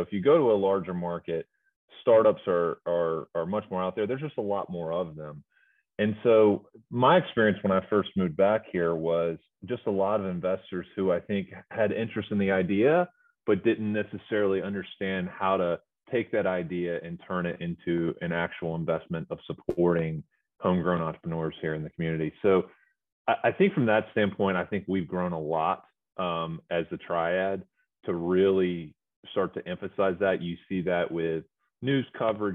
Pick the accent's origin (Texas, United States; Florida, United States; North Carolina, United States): North Carolina, United States; Greensboro; moved away as an adult; born and raised in Greensboro, but went away for roughly 15 years before moving back